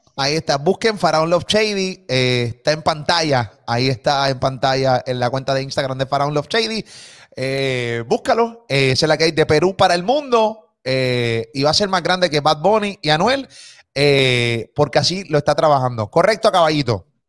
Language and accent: Spanish; Puerto Rico; soy puertorriqueño, vivo aquí